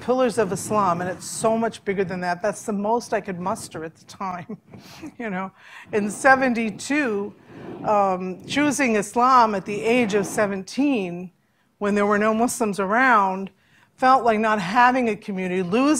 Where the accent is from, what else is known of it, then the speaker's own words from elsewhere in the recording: United States; when I was young here in America as a Christian child